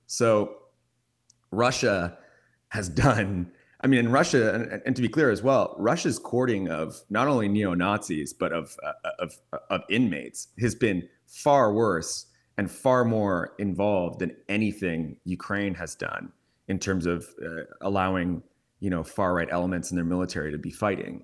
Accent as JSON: {"language": "English", "country": "Canada", "said": "I'm from Canada"}